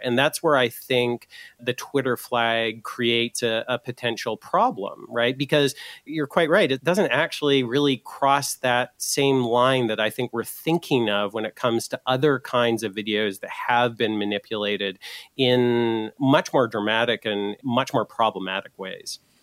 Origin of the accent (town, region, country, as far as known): Canada